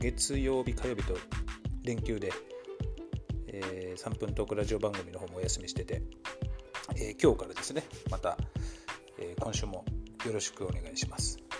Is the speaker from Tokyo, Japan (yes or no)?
yes; Katsushika, Tokyo, Japan; もう生まれも育ちも基本的に葛飾区で、まあ、高砂だったり青戸だったり